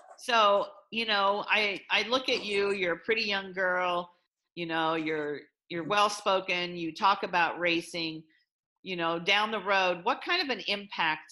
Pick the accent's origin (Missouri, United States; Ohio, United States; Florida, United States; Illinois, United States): Illinois, United States; now in Iowa, United States; I grew up in Illinois